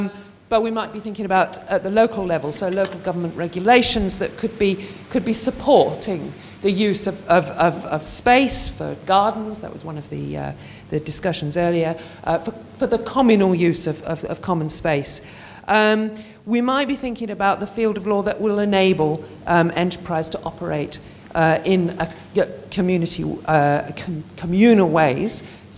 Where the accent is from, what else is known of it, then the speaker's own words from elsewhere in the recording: Bristol, South West England, United Kingdom; I come from Bristol in the UK, which has the best street art.